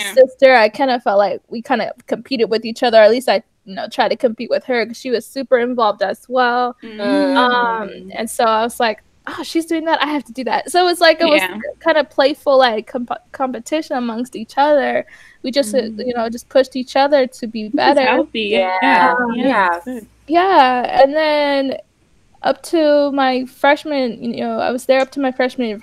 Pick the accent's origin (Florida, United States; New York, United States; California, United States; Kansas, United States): Kansas, United States; moved away as an adult; also born or lived in Nairobi, Kenya / Oregon / Arkansas / Virginia; now in Brooklyn, United States; We moved to the States when I was about four years old. I was really young. I don't even remember much. Until, you know, of course, when I went back later. Now I've been back a few times now. Growing up in Kansas